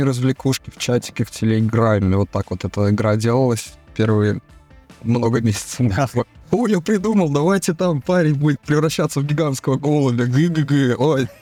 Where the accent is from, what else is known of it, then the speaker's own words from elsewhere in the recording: Saint Petersburg, Russia; я с Ленинграда, отсюда вот прям с острова Васильевского